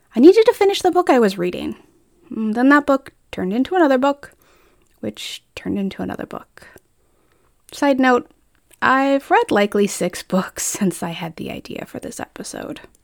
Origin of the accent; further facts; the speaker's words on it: Colorado, United States; moved away; also born or lived in Iowa; I grew up in Colorado while my extended family was in the Midwest